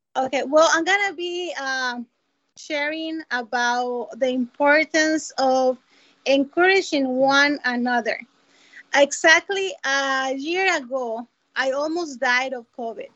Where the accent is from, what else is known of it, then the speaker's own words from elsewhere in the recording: Costa Rica; now in Minneapolis, United States; I was born in Costa Rica